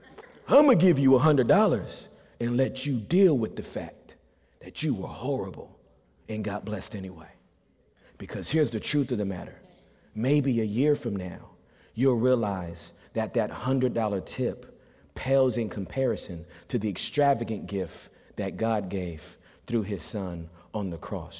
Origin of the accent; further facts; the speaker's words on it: Southern California, United States; I'm from California. We retaliate in Southern California